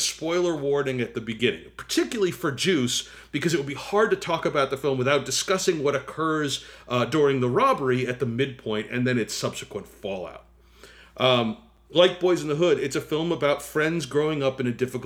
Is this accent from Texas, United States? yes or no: no; New Jersey, United States; I grew up in New Jersey